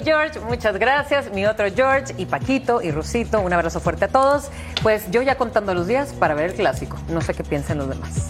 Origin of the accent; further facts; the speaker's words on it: Monterrey, Nuevo León, Mexico; soy de Monterrey